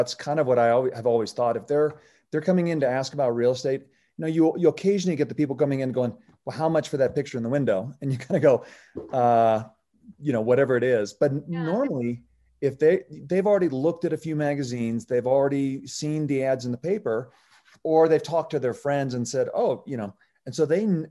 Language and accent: English; Oregon, United States; because I came from Oregon and you can buy a house for Oregon for, you know, lunch money.